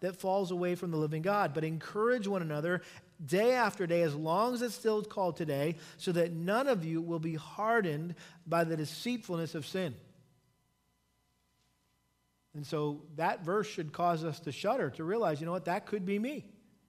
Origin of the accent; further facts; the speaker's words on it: New England, United States; growing up in New England